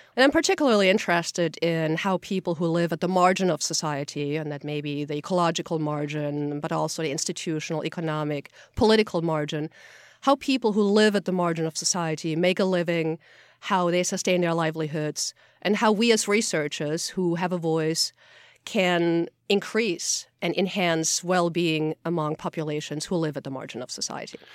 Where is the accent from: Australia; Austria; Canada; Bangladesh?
Austria; moved away; I'm from Austria originally